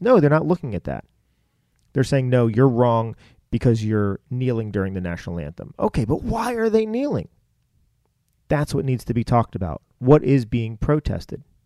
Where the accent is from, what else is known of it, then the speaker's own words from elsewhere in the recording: United States; raised in this country